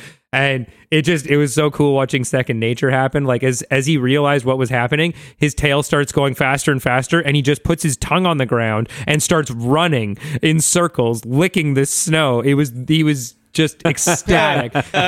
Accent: North Vancouver, British Columbia, Canada; And I grew up in Vancouver, right? Or in North Vancouver.

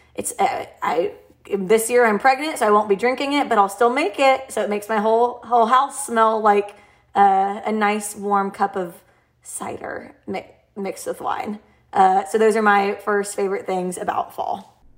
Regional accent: Nashville, Tennessee, United States; I'm from Nashville

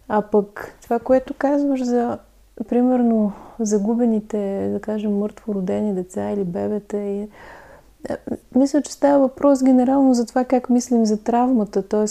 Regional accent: Lovech, Lovech Province, Bulgaria; аз съм от Ловеч

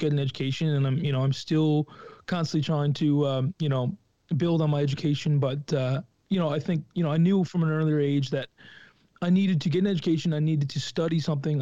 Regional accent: Lewisporte, Newfoundland and Labrador, Canada; I was from Lewisport

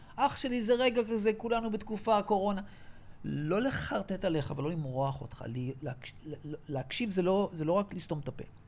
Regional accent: Israel; גדלתי בקיבוץ של השומר הצעיר

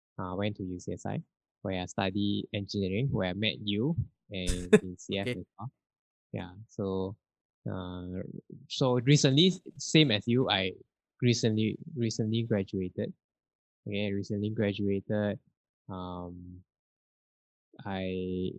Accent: Ampang, Selangor, Malaysia; was born in Ampang and I grew up in Ampang as well

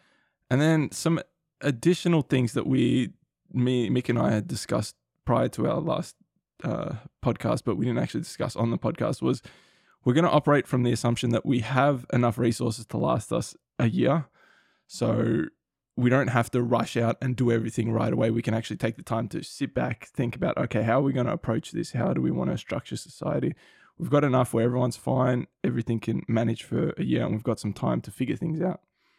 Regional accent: Australia; So we're both Australian, we live here.

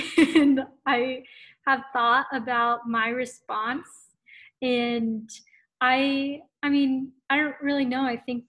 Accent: Yokota, Tokyo, Japan; especially growing up in Yokota, like your friends became your family.

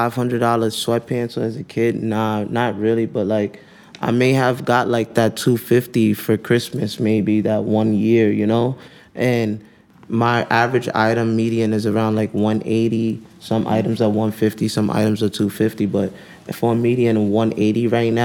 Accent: New York City, New York, United States; I'm from New York

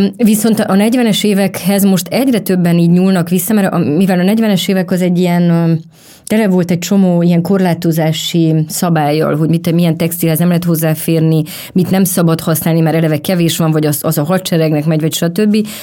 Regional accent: Romania; moved away; amikor én felnőttem a rendszerváltás utáni Románia

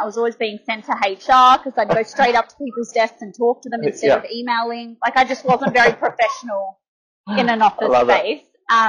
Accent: Adelaide, South Australia, Australia; moved away as an adult; now in Melbourne, Australia; I grew up in Adelaide. I moved here in my early 20s for about 3.5 years. Back then, I was doing ladies' hair, and then back home for 5 years, and now back in Melbourne.

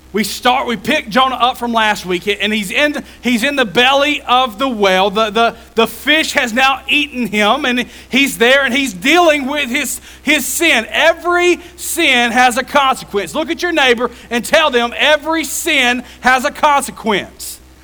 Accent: Jefferson County, Alabama, United States; I grew up in Jefferson County

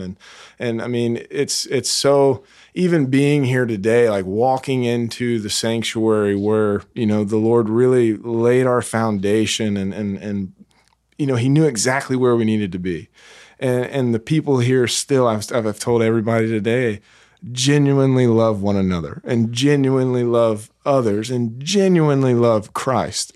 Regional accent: South Carolina, United States; now in North Carolina, United States; it's only forty-five minutes away from where I grew up in South Carolina

